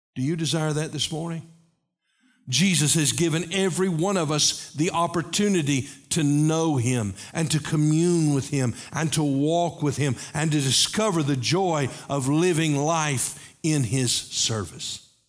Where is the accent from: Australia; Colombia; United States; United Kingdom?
United States; Knoxville, Tennessee; when I was a kid growing up in Knoxville